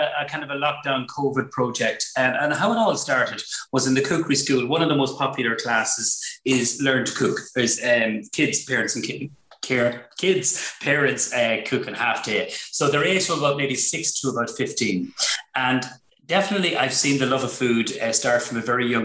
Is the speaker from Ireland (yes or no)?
yes; Ireland; We're from Cab